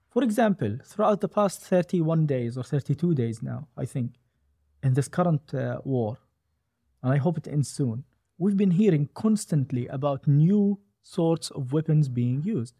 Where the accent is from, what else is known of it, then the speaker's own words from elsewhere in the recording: Gaza Strip, Palestine; I'm from Gaza.